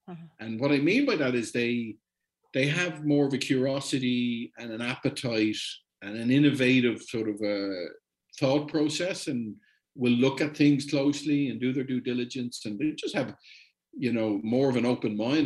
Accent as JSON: {"language": "English", "country": "Ireland", "said": "I'm Irish"}